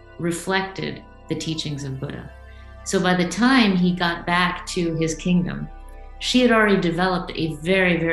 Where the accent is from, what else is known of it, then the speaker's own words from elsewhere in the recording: India; I come from India